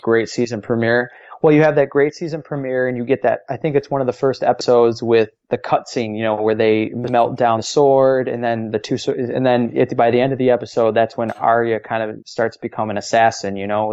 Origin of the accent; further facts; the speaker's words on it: Chicago, Illinois, United States; I'm from Chicago.